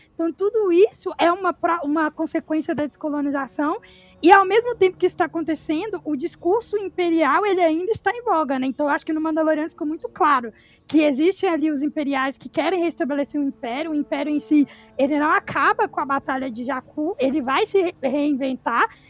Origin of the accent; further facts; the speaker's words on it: Ribeirão das Neves, Minas Gerais, Brazil; Eu sou de Ribeirão das Neves, região metropolitana de Belo Horizonte, Minas Gerais